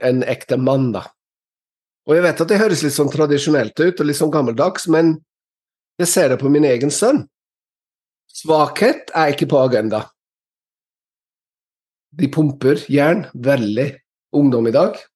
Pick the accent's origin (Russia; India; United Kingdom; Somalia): United Kingdom; England; Norwegian is a second language; now in Norway; før, før, jeg flyttet til Norge fra England, så hadde alle hørt om snømåking